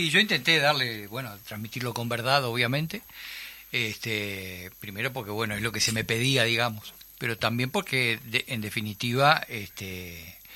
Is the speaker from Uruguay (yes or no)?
yes; Uruguay; Yo no soy un gobernante. Soy simplemente un uruguayo. Y como uruguayo siento el dolor y la intranquilidad de la gente.